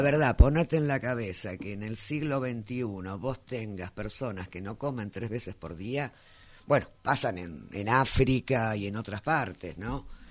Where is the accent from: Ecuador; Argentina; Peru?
Argentina; en este país